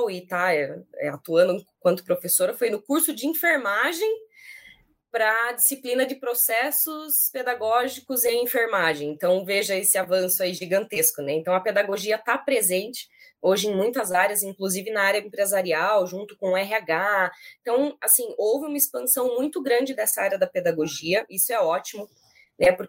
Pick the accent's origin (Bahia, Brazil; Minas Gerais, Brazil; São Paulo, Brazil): São Paulo, Brazil; born there; also born or lived in interior of Paraná; now in Curitiba, Brazil; sou nascida em São Paulo, morei um tempo no interior de São Paulo, esse or da gente puxado é do interior da vida, morei no interior do Paraná também, antes de vir para Curitiba, né?